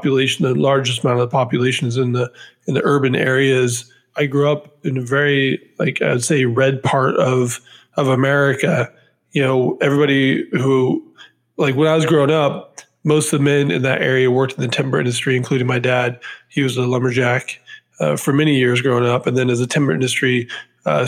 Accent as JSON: {"language": "English", "town": "Mossyrock", "region": "Washington", "country": "United States", "tie": "born or raised there", "also_born_or_lived": "Philadelphia / New York City", "moved": "yes", "said": "I grew up in a town in Washington State called Mossy Rock, Washington"}